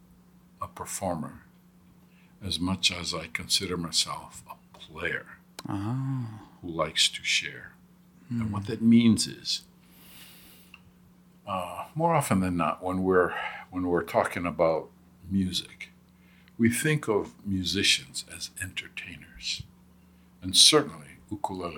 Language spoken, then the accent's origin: English; Hawaii, United States; also born or lived in Southern California; Growing up in Hawaii